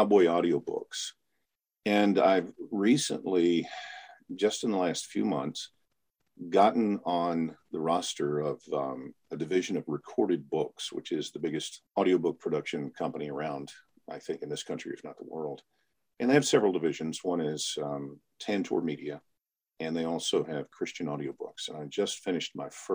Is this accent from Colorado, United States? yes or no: no; Memphis, Tennessee, United States; moved away as an adult; now in Chicago, United States; I was born and raised in Memphis, Tennessee. I live outside of Chicago for the last almost 25 years now